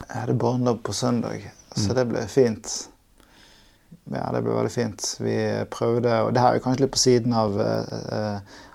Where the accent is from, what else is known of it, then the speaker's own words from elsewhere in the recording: Tromsø, Troms, Norway; Jeg er fra Tromsø.